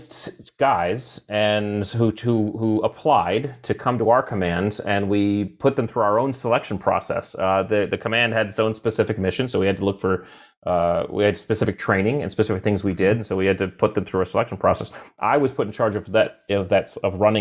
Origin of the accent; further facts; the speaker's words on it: Connecticut, United States; I grew up in Connecticut